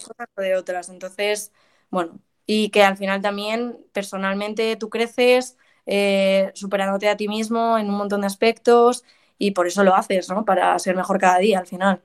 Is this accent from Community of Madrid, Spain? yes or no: yes; Madrid, Community of Madrid, Spain; also born or lived in South Carolina; soy de aquí de Madrid. Eh, tengo 24 años, llevo aquí en Madrid toda mi vida